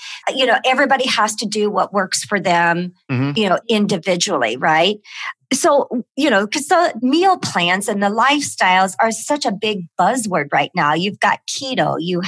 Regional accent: Midwest, United States; I grew up in the Midwest

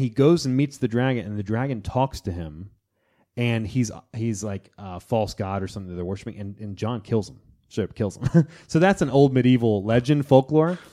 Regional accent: Florida, United States; in my hometown of Florida

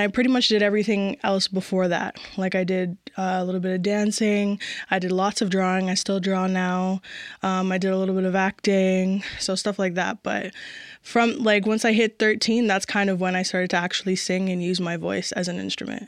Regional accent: Mississauga, Ontario, Canada; also born or lived in Etobicoke; now in Toronto, Canada; I was born in Etobicoke, raised in Mississauga, and I'm currently living in Toronto

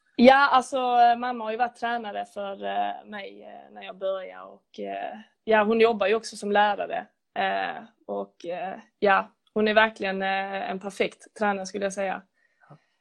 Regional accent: Lödde, Skåne, Sweden; moved away as an adult; now in Lund, Sweden; jag är från Lödde från början

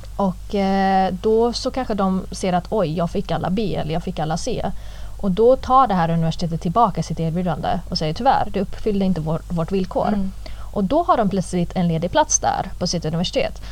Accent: Gothenburg, Västra Götaland, Sweden; moved away as an adult; jag vill inte plugga i Göteborg. Jag vill inte vara kvar i min hemstad

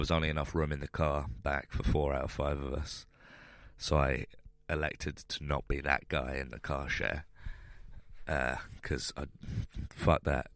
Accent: London, United Kingdom; I grew up in London so like I could live with my family while I was starting doing comedy

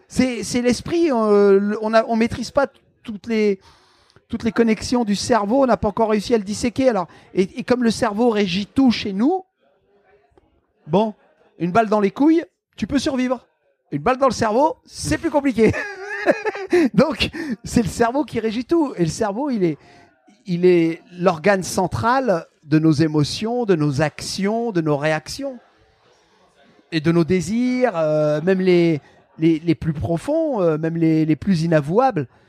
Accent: the Nord, Hauts-de-France, France; moved away; also born or lived in Marseille / Canada; j'ai grandi dans le Nord

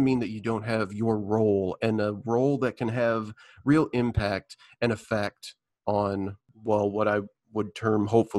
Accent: Midwest, United States; I grew up in the Midwest playing sports

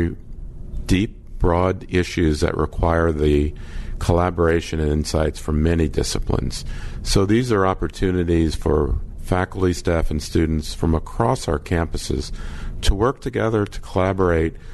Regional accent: New Orleans, Louisiana, United States; also born or lived in Kansas / Duke / Brown / Purdue; now in Oxford, Mississippi, United States; as a Southerner, having been born and raised in New Orleans

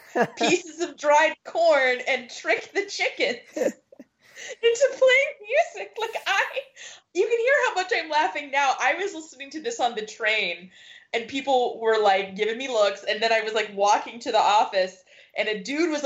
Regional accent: Midwest, United States; I'm from the Midwest.

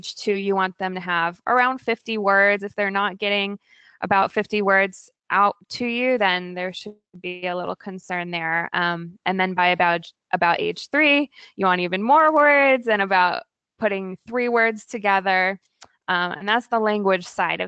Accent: Virginia, United States; also born or lived in California / Oregon / Maryland; now in Portland, United States; I grew up in Virginia, but we moved to the West Coast

